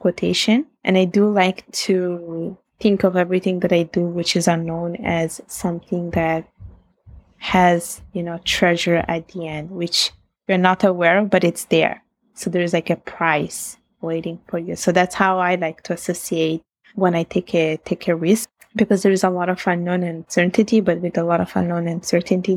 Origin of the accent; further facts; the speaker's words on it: Italy; accent: Italian; English is a second language; now in Canada; My Italian accent comes out.